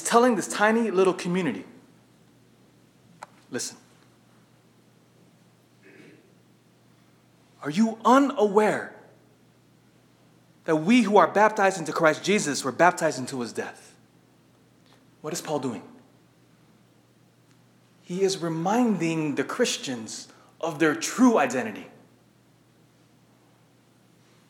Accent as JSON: {"language": "English", "town": "Sacramento", "region": "California", "country": "United States", "tie": "born or raised there", "said": "growing up in Sacramento, in elementary school"}